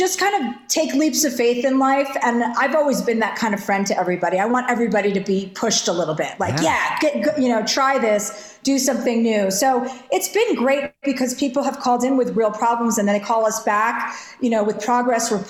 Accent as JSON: {"language": "English", "region": "New Jersey", "country": "United States", "said": "I'm from New Jersey"}